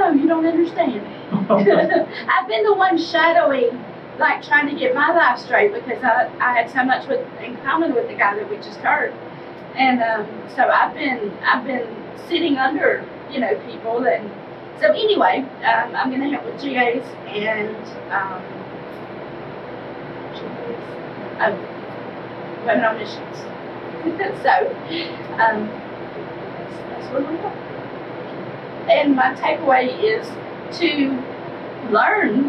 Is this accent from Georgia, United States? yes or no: yes; Georgia, United States; I'm from Wharton, Georgia